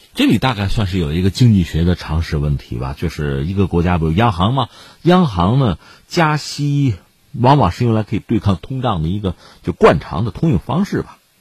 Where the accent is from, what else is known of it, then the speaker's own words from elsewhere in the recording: China; 这个你可以联想一下我们中国人对这个杠杆的警惕